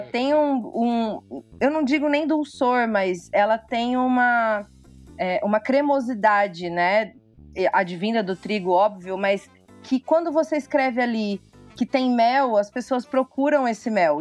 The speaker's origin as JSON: {"language": "Portuguese", "town": "Ribeirão Preto", "region": "São Paulo", "country": "Brazil", "said": "eu sou de Ribeirão, Ribeirão Preto."}